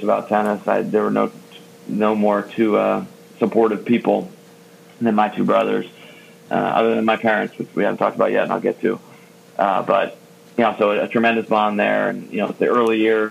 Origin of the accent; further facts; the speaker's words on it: Rockville, Maryland, United States; also born or lived in Washington, D.C.; I was born in Washington, D.C. and grew up in Rockville, Maryland